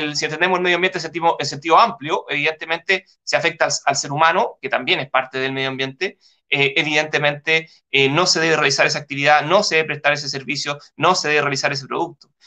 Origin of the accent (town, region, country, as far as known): Chile